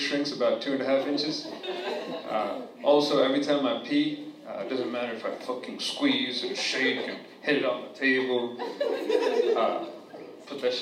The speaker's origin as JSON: {"language": "English", "region": "New Jersey", "country": "United States", "tie": "born or raised there", "said": "I'm from New Jersey"}